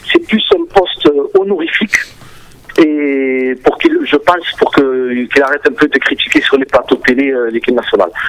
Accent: France; born there; Bon, Madjer, moi, euh, je suis franco-algérien, je suis né en France.

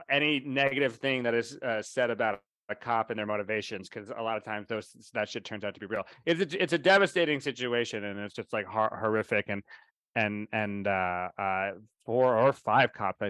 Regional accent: Florida, United States; I was brought up in Florida schools, and I know what racism is.

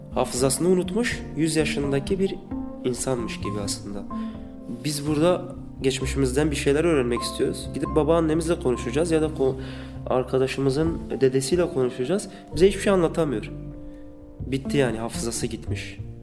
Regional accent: Nusaybin, Mardin, Turkey; moved away as an adult; also born or lived in Batman / Diyarbakır; now in Istanbul, Turkey; Ben Mardinliyim, Nusaybin. 80'lerin sonlarında doğdum.

